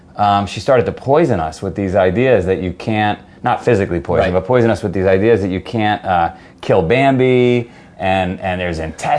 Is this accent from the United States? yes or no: yes; New York City, New York, United States; I grew up in Howard Beach, Queens, not too far from here, and it was organized crime capital of the world and sausage and pepper capital